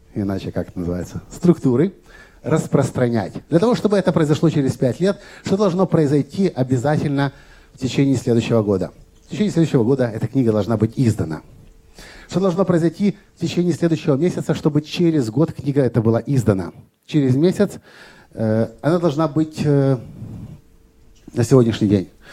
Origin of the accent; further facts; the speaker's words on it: Kyiv, Ukraine; в Киеве, откуда я родом, где я живу